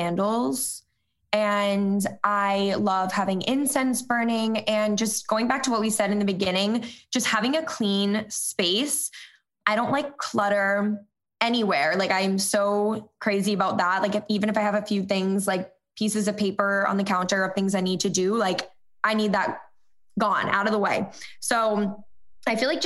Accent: Cape Cod, Massachusetts, United States; growing up on the Cape

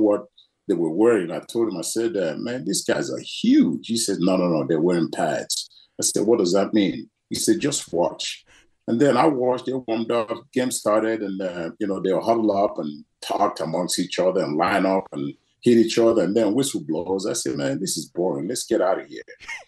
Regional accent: Nigeria; It was very difficult. But, you know, as a child, you don't know how difficult it was. We were just having a great time. But, I think it was 5 years old when the Civil War broke out.

